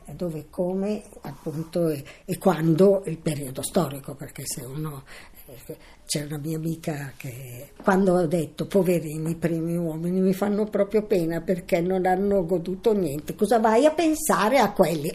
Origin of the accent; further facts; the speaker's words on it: Milan, Lombardy, Italy; sono nata a Milano il quindici due millenovecentoventinove